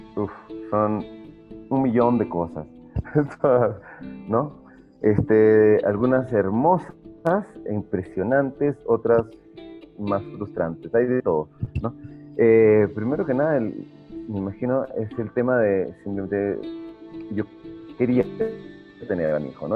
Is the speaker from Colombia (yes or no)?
no; Peru; habiendo vivido muchos, muchos, muchos años de, mi infancia en Perú